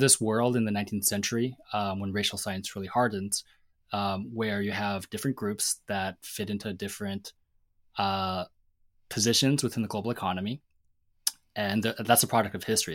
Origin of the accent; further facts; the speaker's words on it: Seattle, Washington, United States; I grew up in Seattle